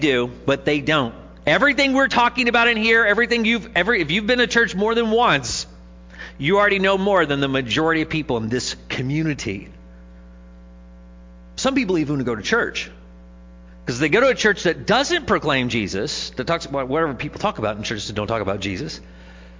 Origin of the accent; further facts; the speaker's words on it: Jackson, Missouri, United States; I'm from Jackson. They said, is that in Missouri? And I said, yes